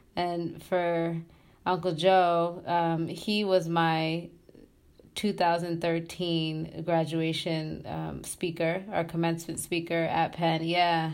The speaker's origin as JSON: {"language": "English", "country": "Tanzania", "also_born_or_lived": "Massachusetts / Pennsylvania / Michigan", "moved": "yes", "said": "I'm from Tanzania"}